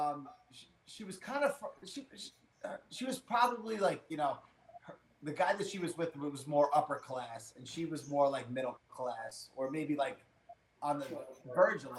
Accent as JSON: {"language": "English", "region": "New York", "country": "United States", "said": "I'm from New York. I can't, you know, I have no country accent"}